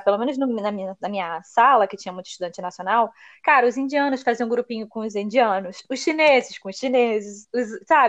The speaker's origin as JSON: {"language": "Portuguese", "country": "Brazil", "moved": "as an adult", "said": "Você é brasileira? Aí eu, sou"}